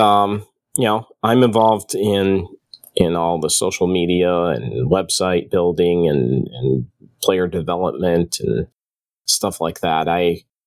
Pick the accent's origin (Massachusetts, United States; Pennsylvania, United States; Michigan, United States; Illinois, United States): Michigan, United States; outside the Detroit area; I grew up outside the Detroit area